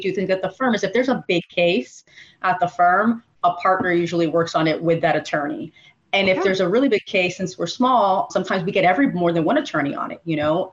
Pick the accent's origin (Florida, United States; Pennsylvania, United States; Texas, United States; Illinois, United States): Florida, United States; Miami; also born or lived in Chile; I grew up down here in in Miami. I was born in Latin America. I was Chilean born, but we came here to the States many